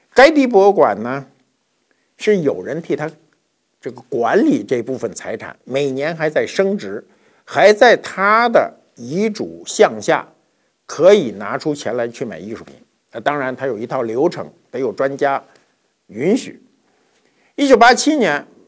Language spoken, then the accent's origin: Chinese; China; 我们中国人